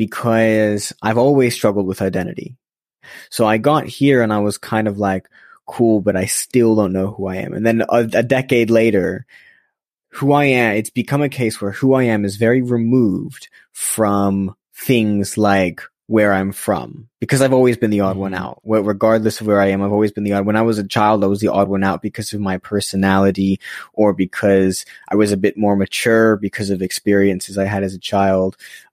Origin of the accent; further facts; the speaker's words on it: Los Angeles, California, United States; now in London, United Kingdom; I was born in Los Angeles, so I've been here in London for about a decade, but was born in Los Angeles and grew up there for a few years.